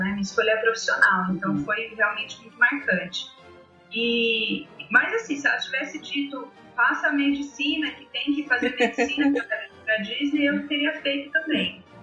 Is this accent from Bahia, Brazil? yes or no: no; Londrina, Paraná, Brazil; eu sou de Londrina, no uhum. Paraná.